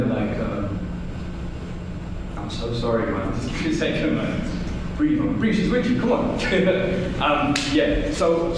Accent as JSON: {"language": "English", "region": "London", "country": "United Kingdom", "tie": "born or raised there", "said": "I'm a kid from East London"}